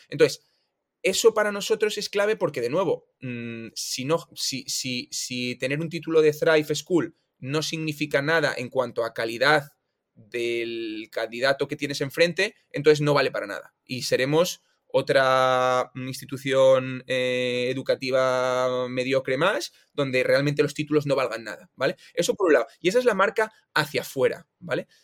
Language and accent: Spanish; Oviedo, Asturias, Spain; soy un tío de Oviedo, estudié en la Universidad de Oviedo